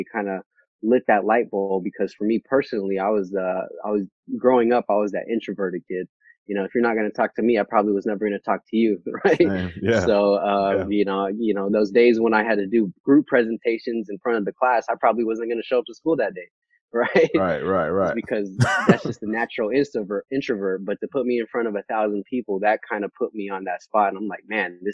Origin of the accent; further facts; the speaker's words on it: Vallejo, California, United States; moved away as an adult; also born or lived in Bay Area; now in Sacramento, United States; I'm from Vallejo, California